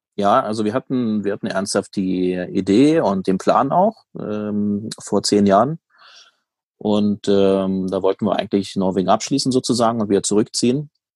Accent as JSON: {"language": "German", "region": "Brandenburg", "country": "Germany", "tie": "born or raised there", "also_born_or_lived": "Tromsø / Oslo", "moved": "yes", "lives_now": "Norway", "said": "in meiner alten Heimat"}